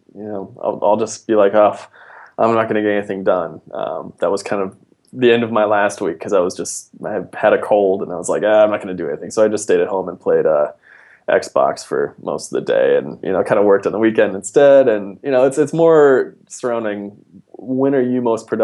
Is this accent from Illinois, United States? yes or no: no; Fargo, North Dakota, United States; moved away as an adult; also born or lived in Pittsburgh; now in San Francisco, United States; I grew up in Fargo, North Dakota.